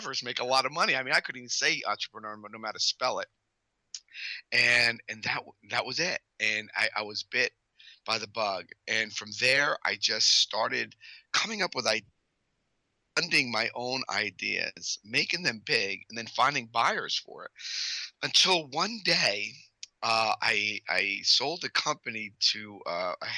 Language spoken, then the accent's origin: English; Paterson, New Jersey, United States; I grew up outside of Paterson, New Jersey.